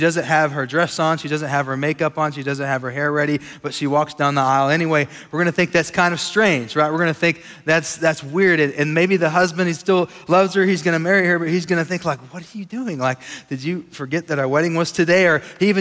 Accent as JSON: {"language": "English", "town": "Sweetwater", "region": "Texas", "country": "United States", "tie": "born or raised there", "lives_now": "Lubbock, United States", "said": "We grew up in Sweetwater, Texas, not too far from here. And so we consider West Texas home"}